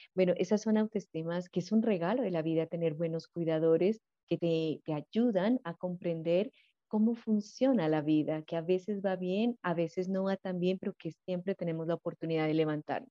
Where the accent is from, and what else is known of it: Colombia